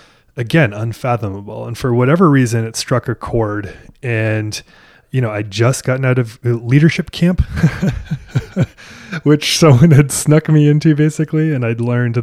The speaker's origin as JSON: {"language": "English", "region": "Maine", "country": "United States", "tie": "born or raised there", "moved": "yes", "lives_now": "Nashville, United States", "said": "I grew up in Maine"}